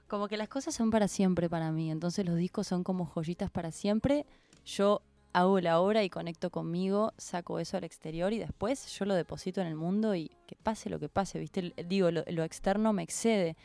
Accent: Córdoba, Argentina; now in Buenos Aires, Argentina; yo soy cordobesa, eh, venirme a Buenos Aires me cambió la vida

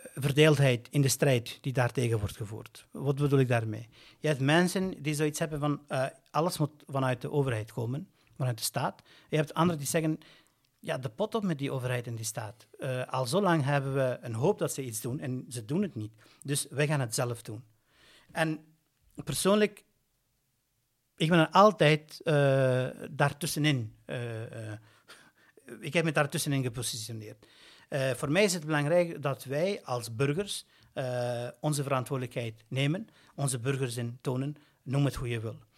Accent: Brussels, Brussels-Capital Region, Belgium; als Brusselaar, net als Brusselaar en als een Brusselaar met migratieachtergrond

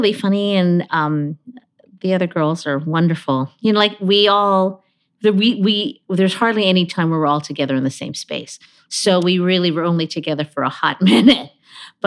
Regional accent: Honolulu, Hawaii, United States; I was born in Honolulu, Hawaii

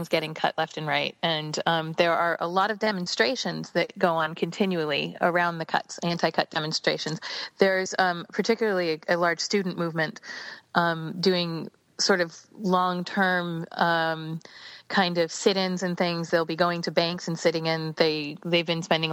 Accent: United States; now in United Kingdom; as an American, I'm a dual citizen now.

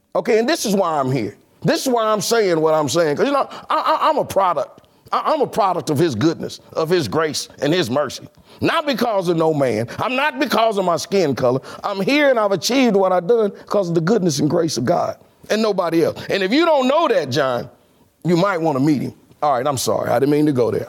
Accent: Kansas City, Kansas, United States; I was born in Argentine, Kansas

